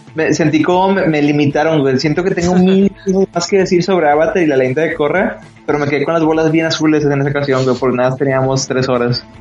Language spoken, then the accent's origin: Spanish; Mexico; yo como, como niño mexicano